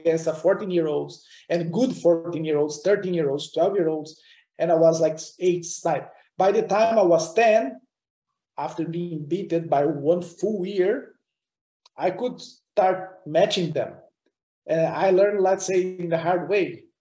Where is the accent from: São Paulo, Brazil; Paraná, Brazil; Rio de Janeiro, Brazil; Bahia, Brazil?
Paraná, Brazil; Curitiba; English is a second language; moved away; also born or lived in Europe; the local racetrack in Brazil, in my hometown Curitiba